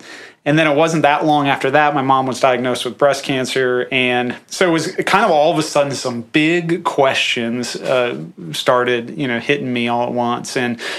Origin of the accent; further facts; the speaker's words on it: far northeast Iowa, United States; I'm from far northeast Iowa. I think it's the most aesthetically pleasing part of the state of Iowa. It's beautiful